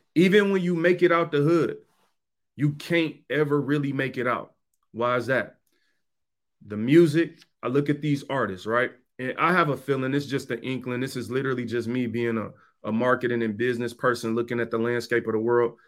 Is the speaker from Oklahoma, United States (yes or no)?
no; Detroit, Michigan, United States; I'm from Detroit. I grew up in Detroit